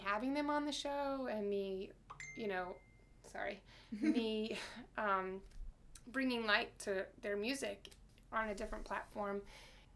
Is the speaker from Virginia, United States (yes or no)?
no; Alpharetta, Georgia, United States; I'm from Atlanta, too